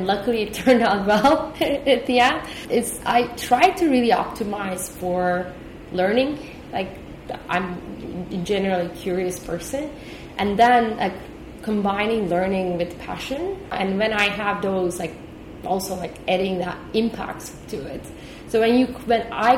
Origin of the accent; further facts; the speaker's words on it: Turkey; moved away as an adult; also born or lived in Austin, United States / Boston, United States; now in Singapore; I'm from Turkey originally. I grew up in Turkey, went to school in Turkey, then moved to US while I was in college.